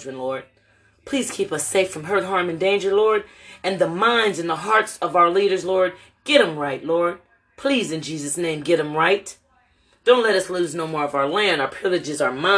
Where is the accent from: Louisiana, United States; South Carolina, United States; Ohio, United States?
Ohio, United States; Lorain; moved away as an adult; now in Louisville, United States; my hometown of Lorain, Ohio